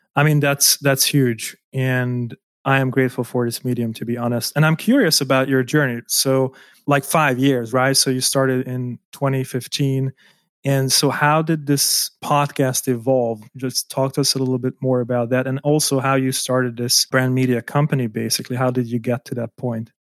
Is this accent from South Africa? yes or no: no; Hungary; moved away as an adult; also born or lived in Germany; I was born in Hungary and I moved out to Germany to work there as an architect